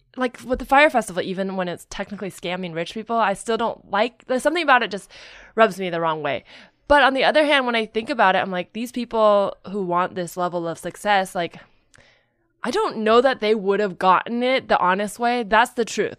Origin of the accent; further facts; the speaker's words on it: Silicon Valley / the Bay Area, California, United States; I grew up up there.